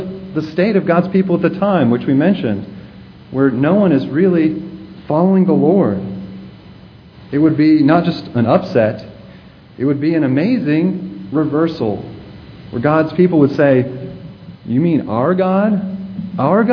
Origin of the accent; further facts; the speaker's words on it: Virginia, United States; I'm from Virginia, and we have some mountains in Virginia, the Blue Ridge Mountains.